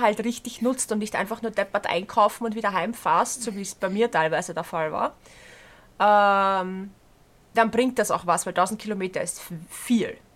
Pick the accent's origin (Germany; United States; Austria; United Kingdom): Austria; Berndorf, Lower Austria; bei uns in Berndorf